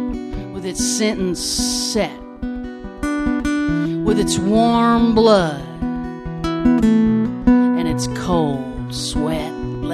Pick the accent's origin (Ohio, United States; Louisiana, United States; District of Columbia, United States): Louisiana, United States; Baton Rouge; also born or lived in New Orleans; I was born in New Orleans, and I was raised in Baton Rouge, and when those hurricanes hit, those were my people, and it hit pretty hard.